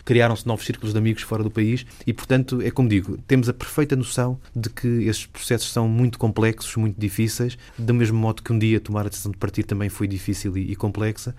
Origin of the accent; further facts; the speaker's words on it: Lisbon, Portugal; sou cresci em Lisboa, estudei em Lisboa